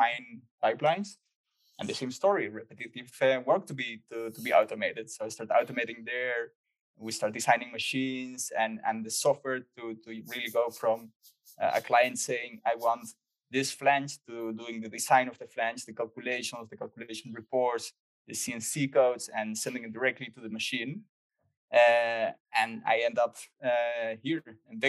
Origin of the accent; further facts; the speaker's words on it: Chile; moved away as an adult; also born or lived in Netherlands; I grew up in Chile. I spent there like 23 years.